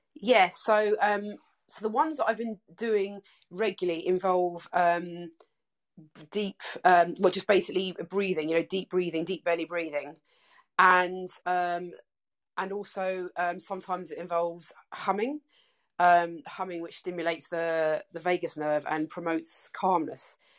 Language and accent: English; England, United Kingdom; now in Melbourne, Australia; I'm English, uh, as you can tell by my accent, but I'm I'm living in Melbourne, Australia